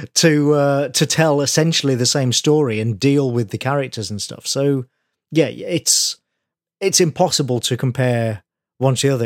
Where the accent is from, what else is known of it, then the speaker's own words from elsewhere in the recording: United Kingdom; as a Brit